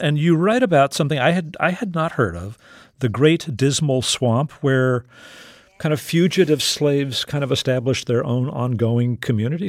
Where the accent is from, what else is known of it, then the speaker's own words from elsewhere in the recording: Corpus Christi, Texas, United States; moved away as an adult; I grew up in South Texas, Corpus Christi